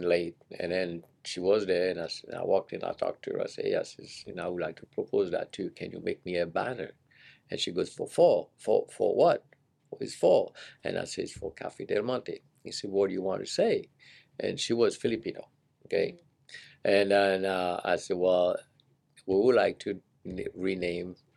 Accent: Seychelles; moved away as an adult; also born or lived in San Jose, California; now in United States; I'm from the Seychelles Island. We eat a lot of curry

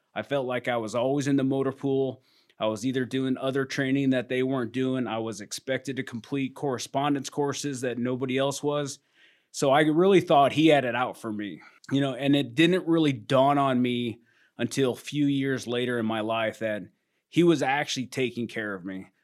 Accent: Iowa, United States; moved away; I was born and raised in Iowa, spent most of my life living on a farm.

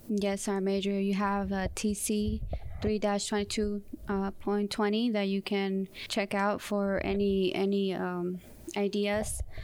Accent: Southern California, United States; moved away as an adult; also born or lived in Mexico City, Mexico / Fort Bragg, North Carolina; I was raised in Southern California

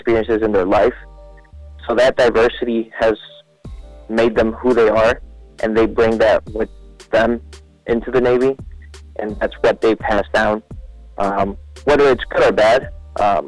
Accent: Mexico; English is a second language; moved away; growing up and I went to school in Mexico, I went to a bilingual school, so I already knew the language. I had an accent

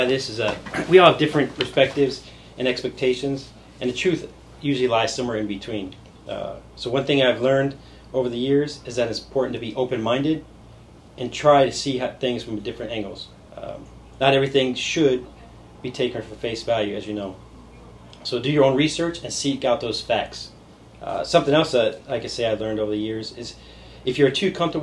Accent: Southern California, United States; moved away as an adult; also born or lived in Indiana; now in Savannah, United States; I was born in Indiana, lived in Southern California for 11 years, then I joined the military at 18.

